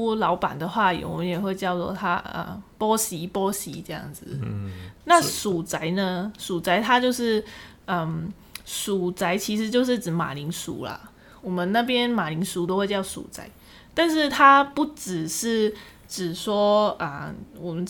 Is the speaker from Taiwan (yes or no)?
no; Guangdong, China; accent: Cantonese; 我们广东话不会讲隔壁，感觉有点文绉绉的。